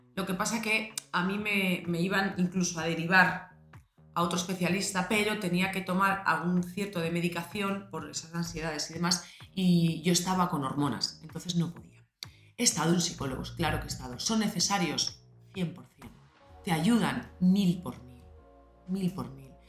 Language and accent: Spanish; Madrid, Community of Madrid, Spain; yo soy madrileña